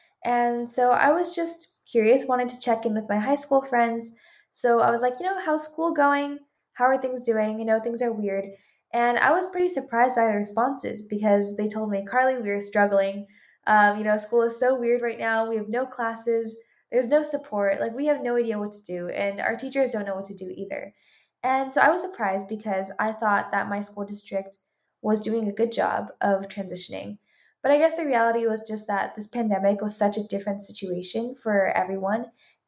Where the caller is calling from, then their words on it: Palo Alto, California, United States; I'm calling from Palo Alto, California